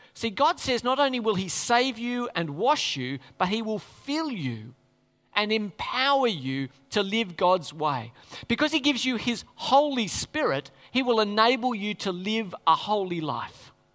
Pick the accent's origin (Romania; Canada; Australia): Australia